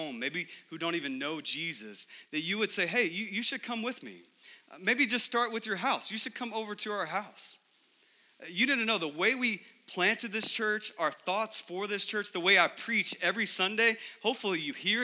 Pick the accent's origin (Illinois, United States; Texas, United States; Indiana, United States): Texas, United States; growing up in Texas